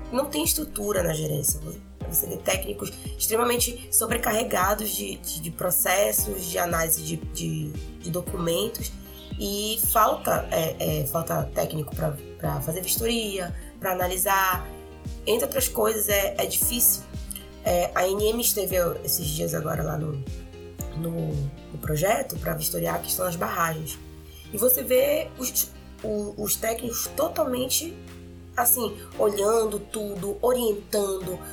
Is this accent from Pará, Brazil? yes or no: yes; Belém, Pará, Brazil; moved away as an adult; now in Carajás, Brazil; Eu sou de Belém, mas eu tô morando em Carajás